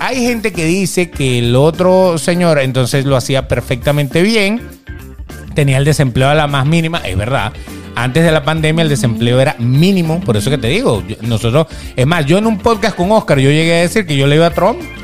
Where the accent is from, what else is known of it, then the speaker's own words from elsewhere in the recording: Venezuela; moved away as an adult; now in Miami, United States; Nosotros, por ejemplo, que venimos de Venezuela, que veníamos eh, huyendo en aquel momento